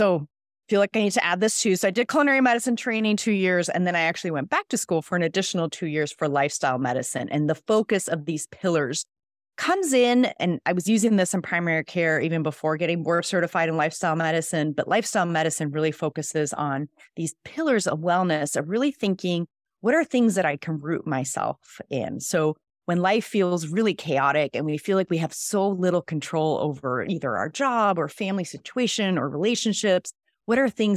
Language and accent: English; Mexico City, Mexico; first language Spanish; English is a second language; also born or lived in Switzerland; now in San Diego, United States; I actually was born and raised in Mexico City, so Spanish is my first language.